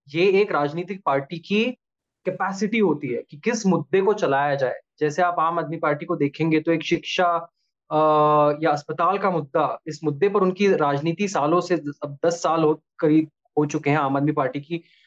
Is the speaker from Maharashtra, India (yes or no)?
yes; Mumbai, Maharashtra, India; moved away as an adult; now in Delhi, India; मैं मुंबई शहर से हूँ बेसिकली